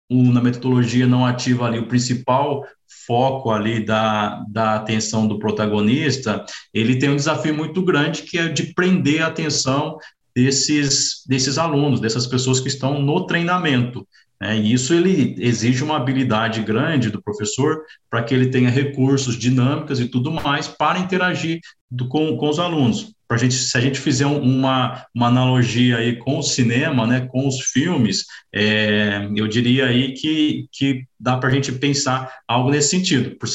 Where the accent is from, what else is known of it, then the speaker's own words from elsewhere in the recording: Campinas, Minas Gerais, Brazil; now in Piracicaba, Brazil; sou mineiro aí, natural da cidade de Campinas, sul de Minas.